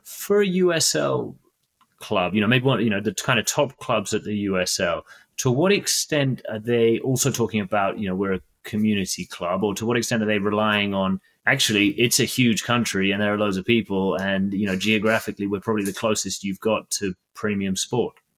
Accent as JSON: {"language": "English", "country": "United Kingdom", "said": "I'm British"}